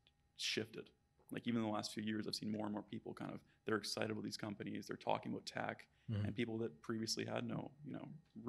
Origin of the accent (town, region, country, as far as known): Vancouver, British Columbia, Canada; now in Toronto, Canada